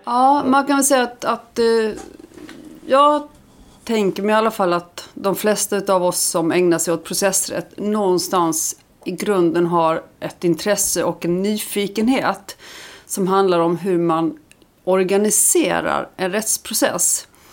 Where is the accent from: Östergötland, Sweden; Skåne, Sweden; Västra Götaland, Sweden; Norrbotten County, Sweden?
Skåne, Sweden; Lund; also born or lived in Iceland; sen jag flyttade hit som barn